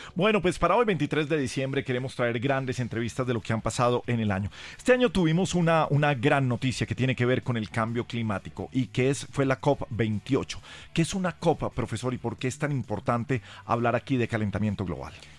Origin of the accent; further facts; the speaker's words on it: Colombia; como colombianos